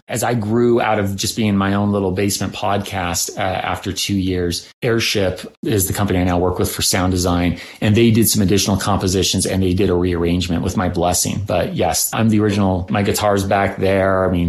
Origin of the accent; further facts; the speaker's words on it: California, United States; moved away as an adult; now in Utah, United States; I've lived through a lot of freeway construction between growing up in California and living most of my adult life in Utah.